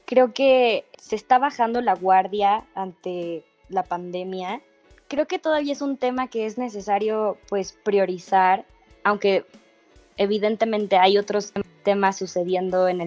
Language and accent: Spanish; Mexico; es algo que creo que como mexicanos tenemos claro, desgraciadamente hay muchísima corrupción dentro de la política de nuestro país.